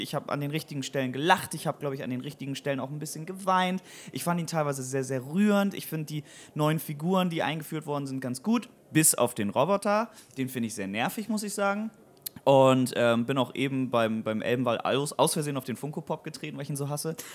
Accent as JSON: {"language": "German", "town": "Weyhe", "region": "Lower Saxony", "country": "Germany", "tie": "born or raised there", "lives_now": "Bremen, Germany", "said": "die alte Truppe, die, mit denen ich quasi aufgewachsen bin in Weihe"}